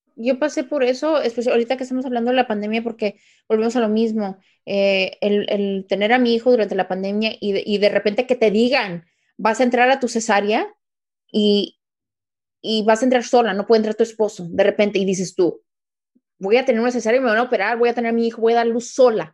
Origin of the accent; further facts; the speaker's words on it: Mexico; siendo mexicana